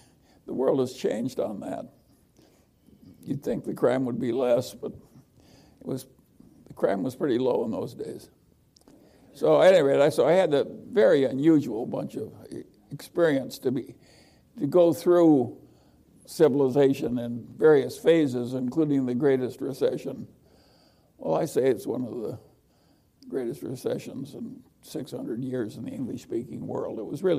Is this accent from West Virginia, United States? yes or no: no; Omaha, Nebraska, United States; well, yes, I really liked Omaha. It was a size where I knew a lot of the people who mattered and what they did. So I wasn't lost in a great metropolis.